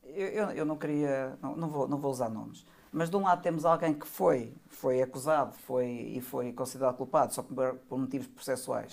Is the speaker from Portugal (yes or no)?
yes; Portugal; a minha ideia como, como português